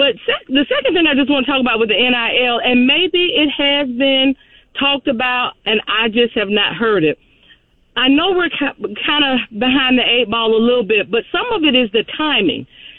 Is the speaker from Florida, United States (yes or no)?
yes; Gainesville, Florida, United States; I'm born and raised in Gainesville